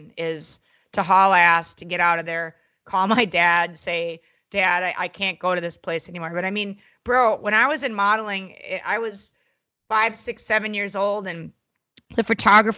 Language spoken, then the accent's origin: English; Minneapolis, Minnesota, United States; I grew up in Minneapolis, Minnesota with a bunch of American Indians